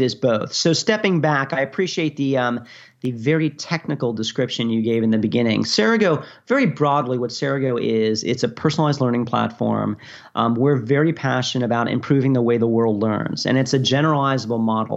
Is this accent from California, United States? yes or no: no; New York, United States; moved away as an adult; also born or lived in Virginia / Japan; I'm from New York originally